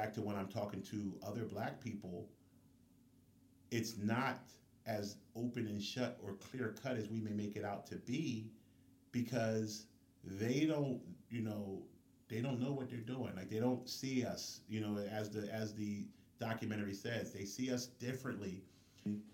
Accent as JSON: {"language": "English", "region": "New Jersey", "country": "United States", "said": "we had Jersey tags because we're from Jersey"}